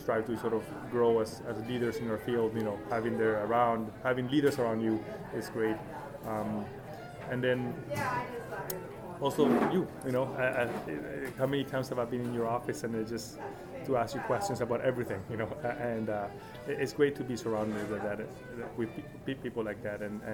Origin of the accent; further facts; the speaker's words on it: Arequipa, Peru; moved away as an adult; also born or lived in Chicago, United States; now in Seattle, United States; I'm born and raised in Peru, moved here back in the 1990s for college